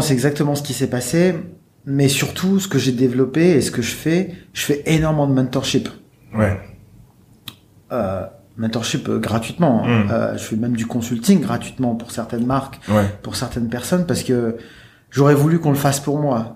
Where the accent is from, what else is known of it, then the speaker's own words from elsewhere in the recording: Lille, Hauts-de-France, France; also born or lived in Annecy; je suis né à Lille et, euh, j'ai grandi à Lille dans une cité